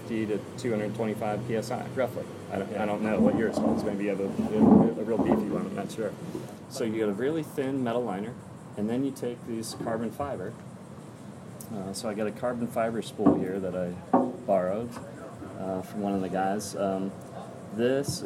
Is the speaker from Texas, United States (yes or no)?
no; Space Coast, Florida, United States; also born or lived in upstate New York; We grew up on the Space Coast